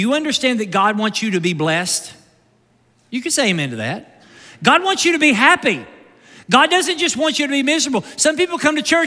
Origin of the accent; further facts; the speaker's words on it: Kentucky, United States; I'm from Kentucky